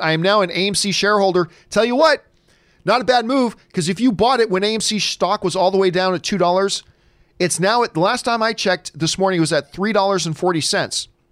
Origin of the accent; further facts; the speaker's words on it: Hamilton, Ontario, Canada; also born or lived in Halifax, Nova Scotia; now in United States; Hamilton, Ontario is home for me, but I was born in Halifax, and I still have family there